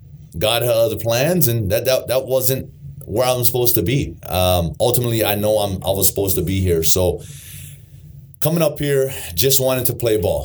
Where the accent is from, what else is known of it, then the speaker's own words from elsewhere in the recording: Honolulu, Hawaii, United States; moved away; born and raised in Hawaii, Honolulu, Hawaii